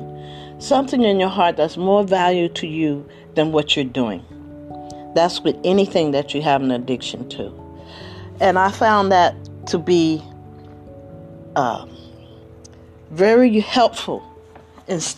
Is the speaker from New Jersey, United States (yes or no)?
yes; Trenton, New Jersey, United States; moved away; I'm originally from the East Coast, actually from Trenton